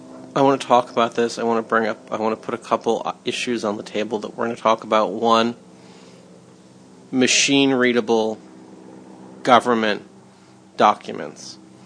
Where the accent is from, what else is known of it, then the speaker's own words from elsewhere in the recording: Los Angeles, California, United States; Growing up in Cheviot Hills